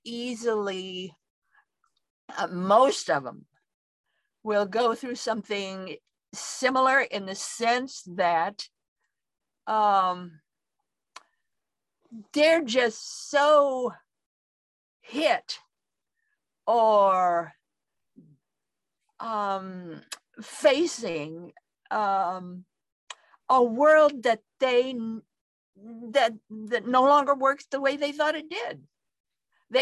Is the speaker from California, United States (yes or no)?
no; Idaho, United States; I come from Idaho